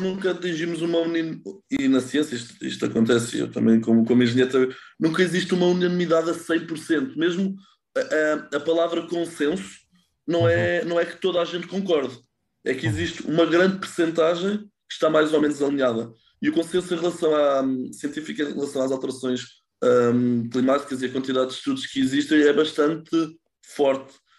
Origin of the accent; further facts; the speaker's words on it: Lisbon, Portugal; moved away as an adult; also born or lived in Netherlands; sou de Lisboa e vivi a minha vida toda em Lisboa, tirando os anos mais recentes que vivi na Holanda